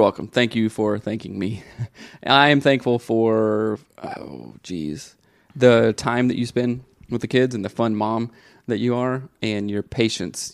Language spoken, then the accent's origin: English; the South, United States; growing up in the South, in the eighties and early nineties, everybody was a tough guy, everybody was a redneck